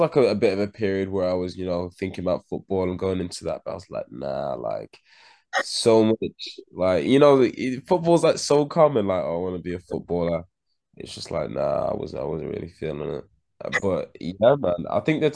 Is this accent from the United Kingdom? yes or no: yes; Birmingham, West Midlands, United Kingdom; I'm from Handsworth.